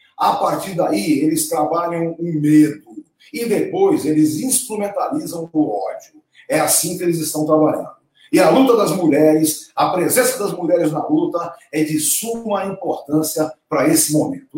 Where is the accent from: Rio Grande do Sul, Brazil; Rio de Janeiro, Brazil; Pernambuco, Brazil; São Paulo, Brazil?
São Paulo, Brazil; Santos; lá na minha terrinha em Santos